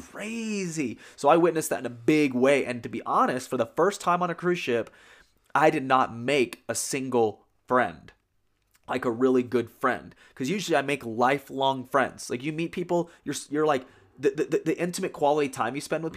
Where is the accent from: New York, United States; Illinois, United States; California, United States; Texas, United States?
Texas, United States; San Antonio; I'm from San Antonio, Texas